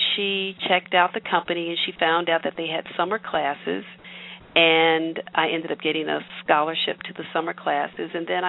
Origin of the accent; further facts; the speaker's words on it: Louisville, Kentucky, United States; moved away; I grew up in Louisville, Kentucky